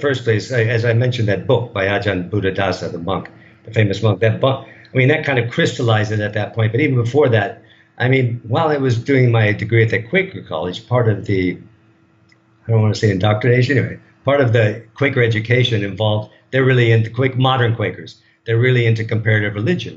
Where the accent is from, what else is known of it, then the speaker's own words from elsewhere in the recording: United States; moved away as an adult; now in Thailand; I'm a product of that of that culture